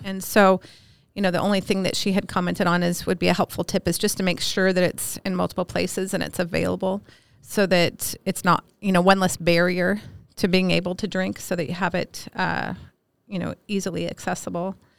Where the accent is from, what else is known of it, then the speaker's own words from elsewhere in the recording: Alameda, California, United States; moved away as an adult; also born or lived in Minneapolis, Minnesota; now in Miles City, United States; I grew up in Alameda, California